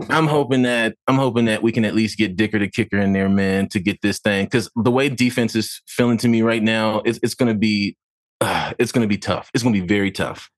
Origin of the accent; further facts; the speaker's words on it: San Diego, California, United States; moved away as an adult; now in Los Angeles, United States; I'm from Dago, born and raised, uh, you know, now living in L